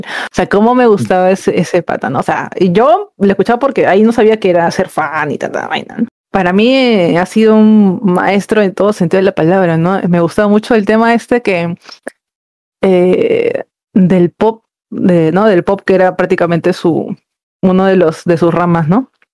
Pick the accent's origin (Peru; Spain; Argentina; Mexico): Peru; Callao; somos, este, somos chalacas